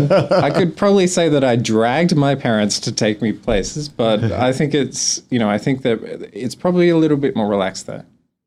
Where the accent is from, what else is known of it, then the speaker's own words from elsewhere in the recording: Australia; accent: Australian; I have letters of American accent, but I'm not as strong Australian as other people.